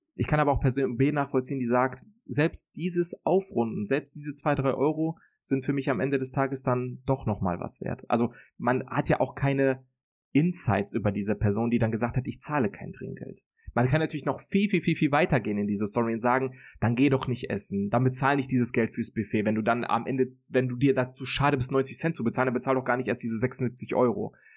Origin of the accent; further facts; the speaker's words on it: Germany; dann würde ich mich, glaube ich, tatsächlich für mein Heimatland entscheiden